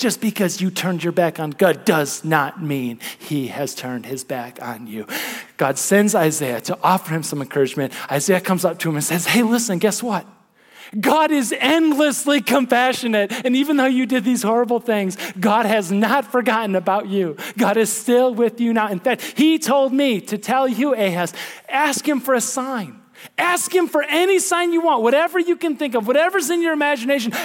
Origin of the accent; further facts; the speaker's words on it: Midwest, United States; as a Midwesterner